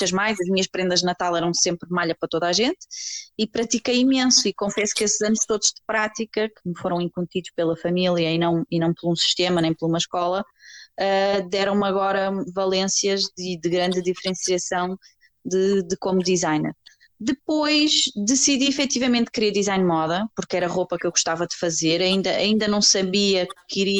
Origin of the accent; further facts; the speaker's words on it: Lisbon, Portugal; moved away; also born or lived in Azores / São Miguel; nasci em Lisboa, comecei uh, em Lisboa, depois mudámos para os Açores e vivi alguns anos nos Açores.